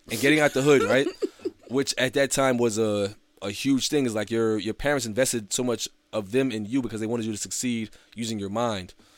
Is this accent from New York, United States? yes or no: yes; New York City, New York, United States; growing up in Brooklyn